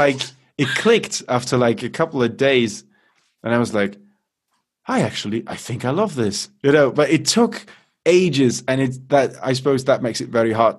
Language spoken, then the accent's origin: English; Munich, Bavaria, Germany; born there; So I'm half British, half German. So I never considered myself German in any way. So I kind of look at them from an outward perspective. I was born in Munich, by the way, so I'm probably more German than I want to admit.